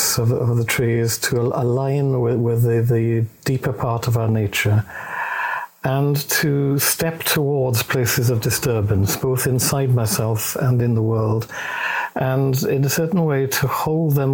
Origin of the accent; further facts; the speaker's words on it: Wales, United Kingdom; accent: Welsh; I'm Welsh.